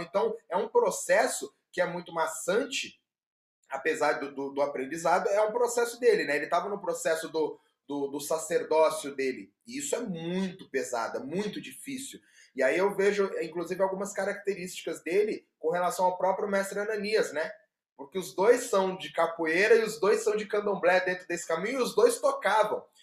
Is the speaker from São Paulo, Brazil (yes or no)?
yes; São Paulo, Brazil; sou paulista